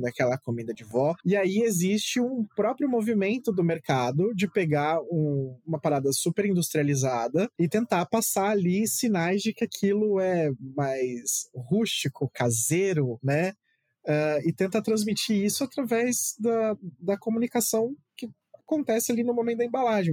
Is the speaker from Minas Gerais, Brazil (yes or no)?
no; Santos, São Paulo, Brazil; eu sou Santista, né? Eu moro em Santos